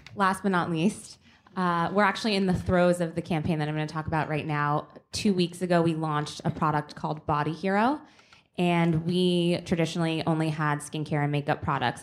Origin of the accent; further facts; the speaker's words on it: Boston, Massachusetts, United States; I'm from Boston.